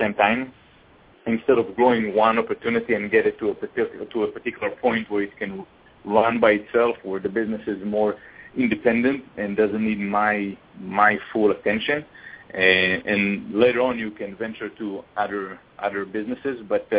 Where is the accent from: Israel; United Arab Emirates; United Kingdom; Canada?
Israel; moved away as an adult; now in United States; I came from Israel. I finished the military in Israel, and I basically came to study.